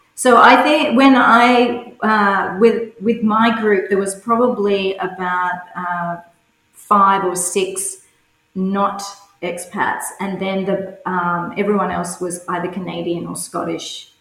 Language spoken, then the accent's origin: English; Cowra, New South Wales, Australia; also born or lived in Sydney; now in Brisbane, Australia; I was born in Sydney, but my parents decided to move to the country, which uh, to Cowra, which is a small country town about four hours west of Sydney, and where we were raised on farms